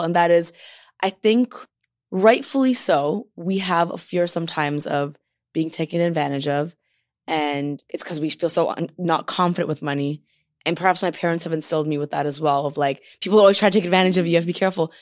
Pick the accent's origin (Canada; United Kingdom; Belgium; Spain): Canada; Toronto, Ontario; moved away as an adult; now in Los Angeles, United States; I'm from Toronto, I moved to L